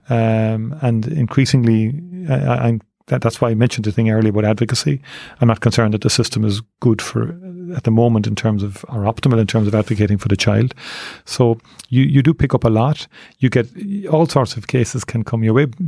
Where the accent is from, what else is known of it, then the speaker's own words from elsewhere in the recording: Cork, Munster, Ireland; I grew up in Tornells Cross, I joined Nemo Rangers when I was eight years of age